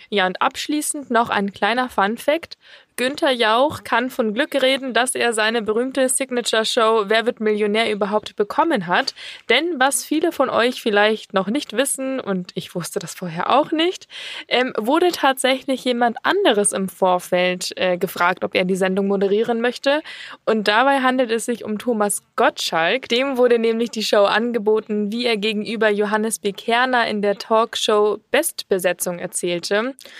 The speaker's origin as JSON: {"language": "German", "town": "Munich", "region": "Bavaria", "country": "Germany", "said": "wir kommen ja auch aus München"}